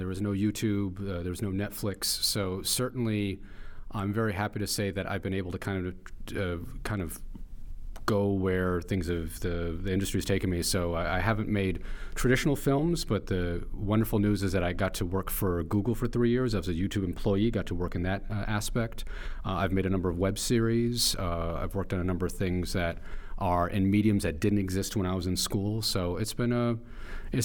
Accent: New York City, New York, United States; I grew up in Chelsea, in Manhattan

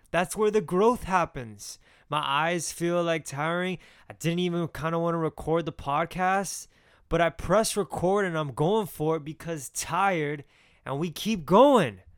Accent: Miami, Florida, United States; I'm from Miami

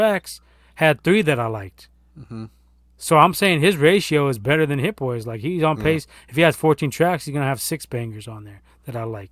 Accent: West Coast, United States; I'm from the West Coast

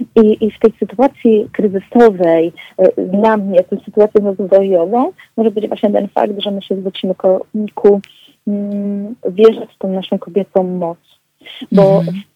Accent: Tricity, Pomeranian Voivodeship, Poland; pochodzę z Trójmiasta

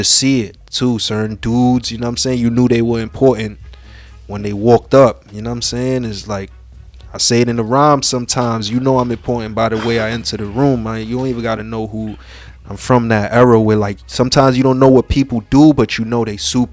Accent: New York City, New York, United States; Spanish Harlem, born and raised

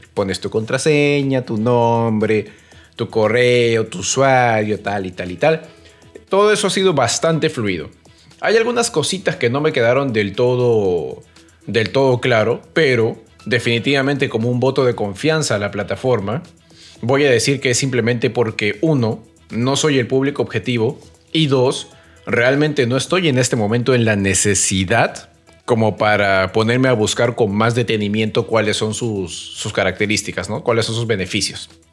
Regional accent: Peru; como peruanos

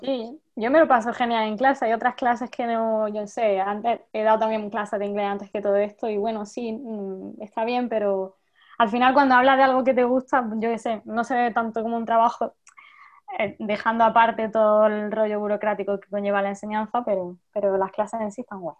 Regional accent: Jaén, Andalusia, Spain; yo soy de Jaén

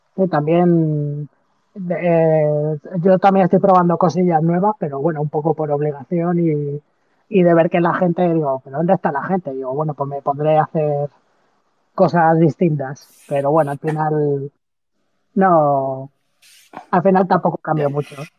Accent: Madrid, Community of Madrid, Spain; Yo que soy de Madrid

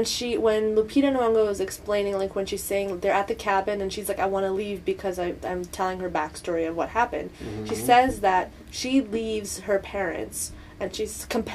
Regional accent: Canada; I was born in Canada. People, like, I have an ethnic background in India.

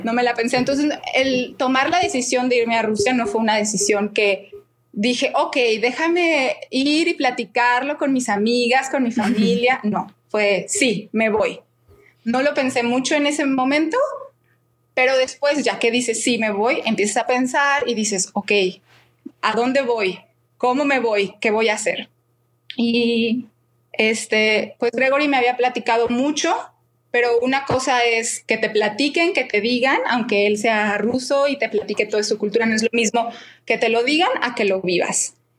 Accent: Guadalajara, Jalisco, Mexico; moved away as an adult; also born or lived in Prague, Czech Republic; now in Moscow, Russia; soy de Guadalajara y actualmente vivo en Moscú

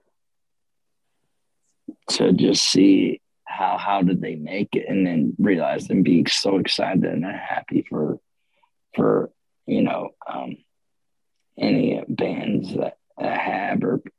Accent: Ocala, Florida, United States; I'm from Ocala

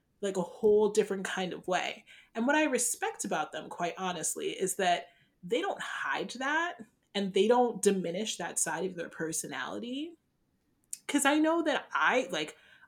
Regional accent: Ghana; I'm not Nigerian, I'm Ghanaian

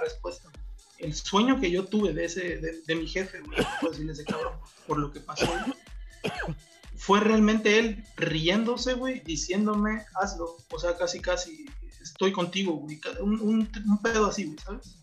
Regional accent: Oaxaca, Mexico; yo que soy de acá de Huaco

